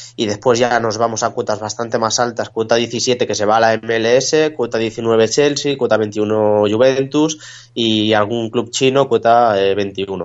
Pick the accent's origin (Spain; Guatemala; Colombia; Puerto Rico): Spain; como españoles pues vamos a apoyar a nuestra selección